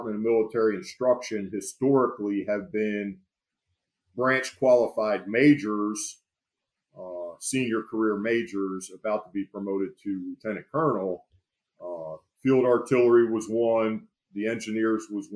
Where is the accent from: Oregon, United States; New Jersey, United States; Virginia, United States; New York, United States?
New Jersey, United States; Florence; I grew up in Florence, New Jersey, a small town in Burlington County